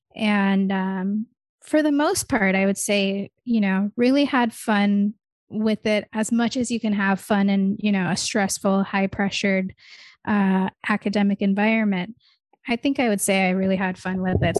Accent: Michigan, United States; first language English; also born or lived in India; I'm from Michigan because that's where I grew up. Like, I grew up there since I was, like, four or five years old.

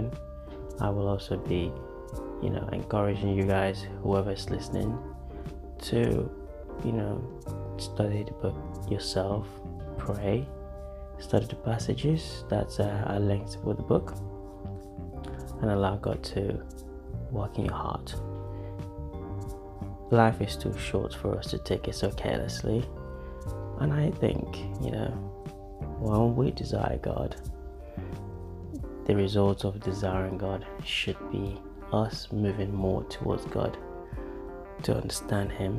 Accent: Yoruba, Nigeria; accent: Nigerian, Yoruba; my Nigerian accent there, precisely my Yoruba accent

